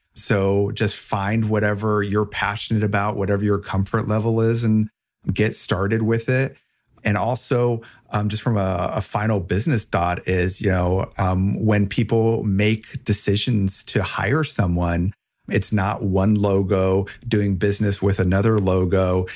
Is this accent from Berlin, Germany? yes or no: no; Rheinhessen, Rhineland-Palatinate, Germany; moved away; I grew up in Germany in, uh, a very rich wine region with a rich history there called Rheinhessen.